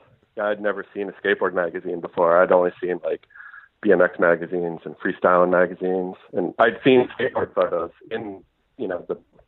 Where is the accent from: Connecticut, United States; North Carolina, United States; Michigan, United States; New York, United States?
Connecticut, United States; Hamden; I grew up in Hamden, Connecticut, which is a suburb of New Haven.